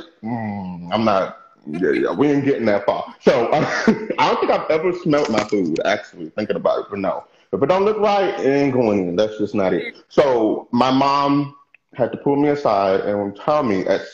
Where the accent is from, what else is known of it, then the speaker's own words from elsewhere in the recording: New Jersey, United States; now in Houston, United States; I was raised in New Jersey and then moved back to Houston